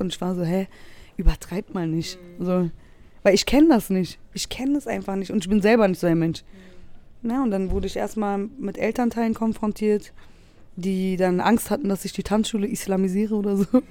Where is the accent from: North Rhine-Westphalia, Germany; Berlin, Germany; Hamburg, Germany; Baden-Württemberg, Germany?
Berlin, Germany; wie ich aufgewachsen bin. Weil äh, bei uns in Wedding gab es immer einen Kodex